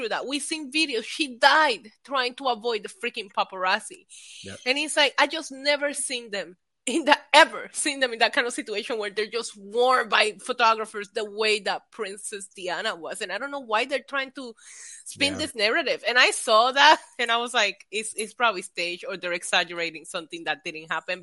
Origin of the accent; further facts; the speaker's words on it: Puerto Rico; moved away; I grew up in Puerto Rico where we're in our own little island and worry about our own things